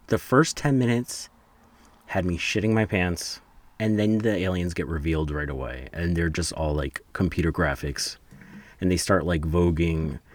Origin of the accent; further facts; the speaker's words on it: New Jersey, United States; I'm from New Jersey